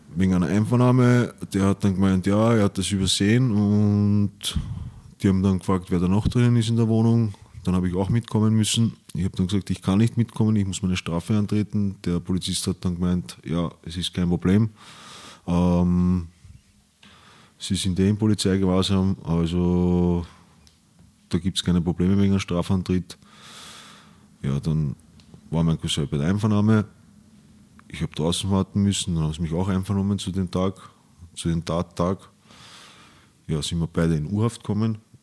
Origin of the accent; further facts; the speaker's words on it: Vienna, Austria; ich bin in Wien aufgewachsen, im 10. Bezirk